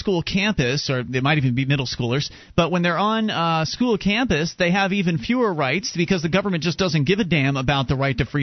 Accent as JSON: {"language": "English", "region": "Florida", "country": "United States", "tie": "born or raised there", "moved": "as an adult", "lives_now": "New Hampshire, United States", "said": "moved here to New Hampshire from Florida. After being born and raised in Florida, we moved here in 2006"}